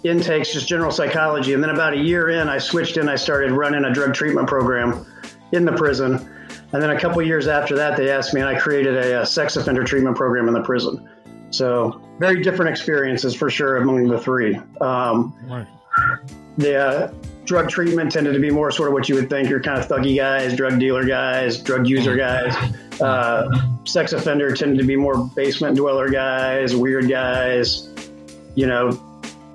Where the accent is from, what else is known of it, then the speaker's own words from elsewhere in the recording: Indianapolis, Indiana, United States; moved away as an adult; now in Pittsburgh, United States; I grew up in Indianapolis in a trailer park